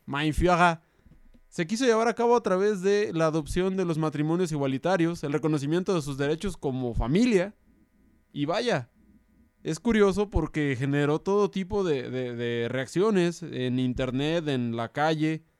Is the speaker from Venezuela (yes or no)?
no; Mexico